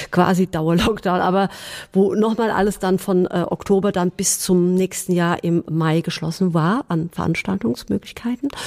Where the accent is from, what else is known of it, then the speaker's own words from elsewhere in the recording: Hesse, Germany; ich komme ja aus dem Gießener Landkreis